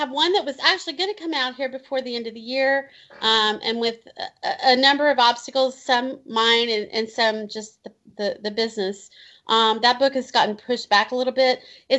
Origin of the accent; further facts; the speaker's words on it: Evansville, Indiana, United States; I grew up here, so I'm 52. I'm not afraid to share that. So I've lived here my whole life, and it is such a great place. You know, we're the third largest city in Indiana, but we're 2 hours from Louisville, Nashville, St. Louis, and Indianapolis.